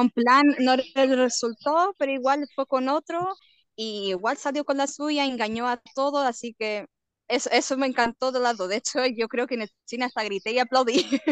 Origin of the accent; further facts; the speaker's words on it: Portugal; moved away as an adult; now in Chile; yo generalmente soy portuguesa.